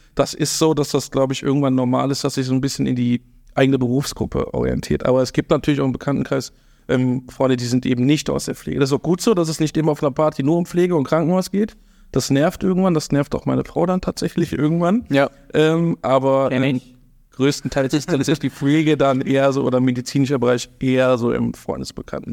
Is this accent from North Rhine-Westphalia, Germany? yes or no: yes; Eschweiler, North Rhine-Westphalia, Germany; also born or lived in Stolberg; now in Baesweiler, Germany; ich bin tatsächlich ähm, kein Öscherjunge, sondern eine, ein Eichweilerjunge aus Eschweiler, bin geboren in Eschweiler, ah. bin dort auch aufgewachsen